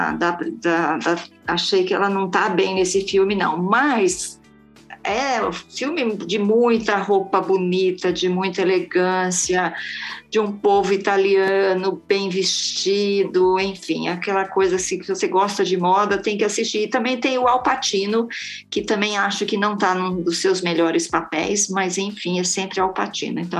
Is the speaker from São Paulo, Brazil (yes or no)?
yes; São Paulo, Brazil; born or raised there